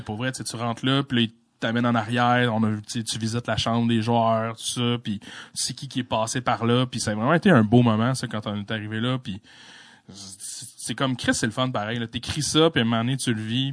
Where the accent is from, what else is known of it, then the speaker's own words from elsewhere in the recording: La Malbaie region, Quebec, Canada; moved away; la région de ce que où est-ce que je venais